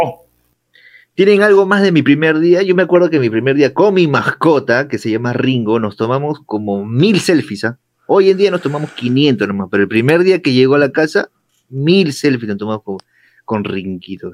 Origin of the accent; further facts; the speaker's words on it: Peru; soy de Perú